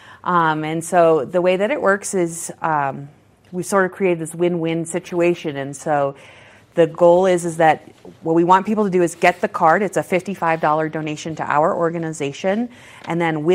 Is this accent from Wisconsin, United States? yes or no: no; Maine, United States; now in Colorado, United States; I'm from Maine, so my godsons are back there